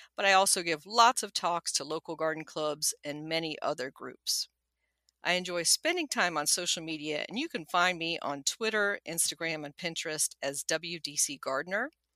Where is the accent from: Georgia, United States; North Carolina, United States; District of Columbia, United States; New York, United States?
District of Columbia, United States; Washington; also born or lived in Nuremberg, Germany / College Park, Maryland; We came to the United States when I was a preschooler, where I quickly learned English, and my only sibling, a younger brother, was born at Fort Belvoir in Fairfax County, Virginia. And we mainly stayed in the D C area ever since